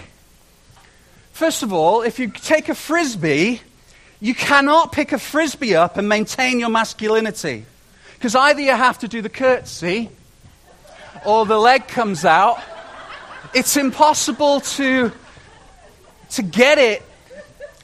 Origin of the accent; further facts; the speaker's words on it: United Kingdom; moved away as an adult; now in Canada; I spent the first 30 years of my life in Britain, in Great Britain, and it was a joy. I love being British. I'm Canadian as well now